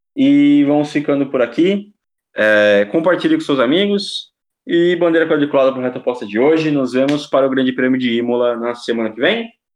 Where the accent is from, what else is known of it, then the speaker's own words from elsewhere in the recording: Brazil; Sou brasileiro